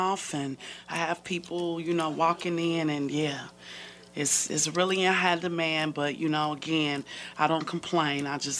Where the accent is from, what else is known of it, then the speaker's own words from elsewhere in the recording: Chicago, Illinois, United States; moved away; So, one, I am originally from Chicago, Illinois.